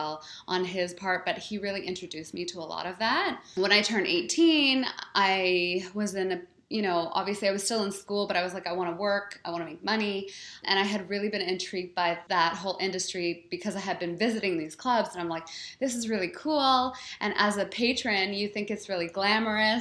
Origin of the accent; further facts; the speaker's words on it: Toronto, Ontario, Canada; moved away as an adult; also born or lived in Paris, France / London, England; now in Vancouver, Canada; I am just a Canadian girl. I was born in Toronto. I grew up there